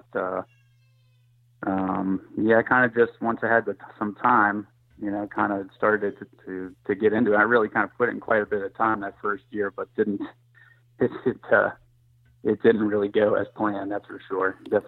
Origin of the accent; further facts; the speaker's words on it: Monaca, Pennsylvania, United States; I'm from Monaca, Pennsylvania. It's in the southwestern part of the state, and I'm a commercial electrician.